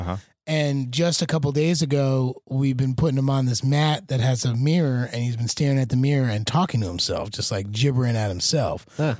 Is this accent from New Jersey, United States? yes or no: yes; New Jersey, United States; I just know East Orange because I'm from New Jersey